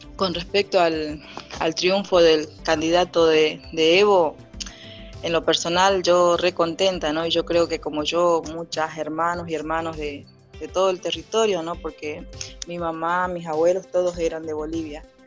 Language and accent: Spanish; Orán, Salta, Argentina; me crié en Salta, en Orán